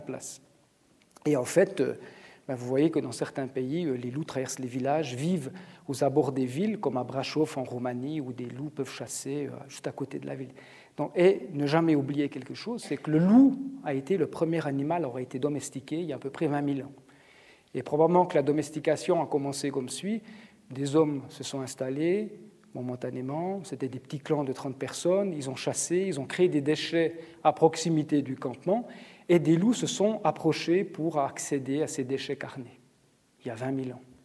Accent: Switzerland; chez nous en Suisse

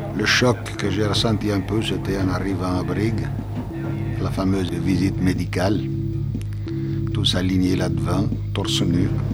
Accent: Switzerland; Je suis né en Suisse en 1967. Mes parents sont italiens

